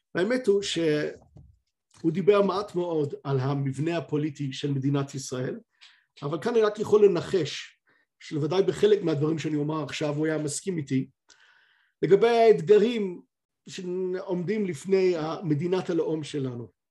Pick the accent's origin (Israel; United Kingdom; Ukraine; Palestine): United Kingdom; אני כבריטי